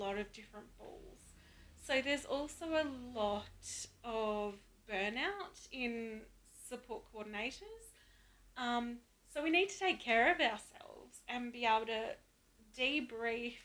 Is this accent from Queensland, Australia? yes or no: no; Melbourne, Victoria, Australia; moved away; also born or lived in Adelaide / Bendigo; I was born in Adelaide, but I grew up primarily in Melbourne and Bendigo in Victoria